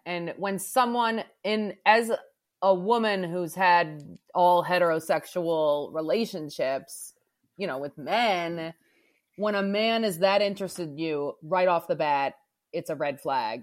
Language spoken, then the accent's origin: English; outside of Philadelphia, Pennsylvania, United States; now in New Orleans, United States; I grew up outside of Philadelphia